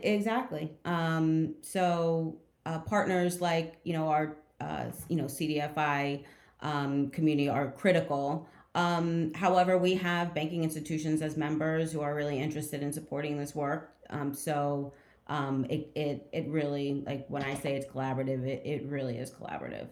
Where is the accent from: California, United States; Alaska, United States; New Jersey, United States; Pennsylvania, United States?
New Jersey, United States; outside of Trenton; also born or lived in Montclair, New Jersey; I'm from New Jersey originally. I'm from um, outside of Trenton. Um, and then when I was in high school, I moved to uh, Montclair, which is closer to Newark